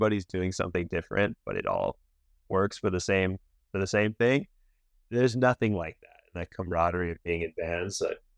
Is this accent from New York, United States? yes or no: no; Laguna Beach, California, United States; growing up in Laguna